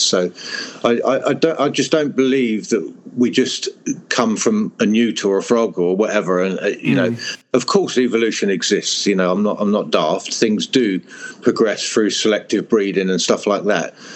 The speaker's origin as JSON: {"language": "English", "area": "Hertfordshire", "region": "East of England", "country": "United Kingdom", "also_born_or_lived": "Europe", "moved": "yes", "said": "I'm from England in Hertfordshire, uh, which is very green and rural"}